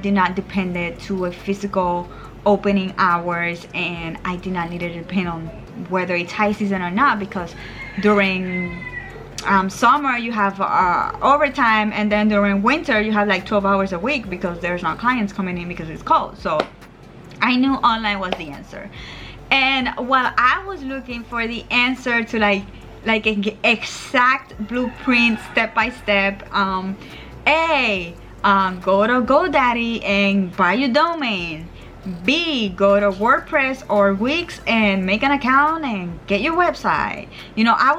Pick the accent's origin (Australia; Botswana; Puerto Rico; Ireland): Puerto Rico; moved away as an adult; also born or lived in Virginia; So I am from Puerto Rico and I am living in Puerto Rico again